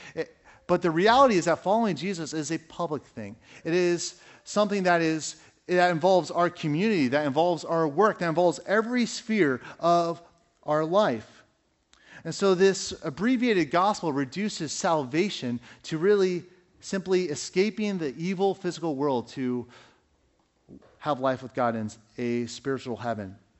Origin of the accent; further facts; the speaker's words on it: United States; we as American Christians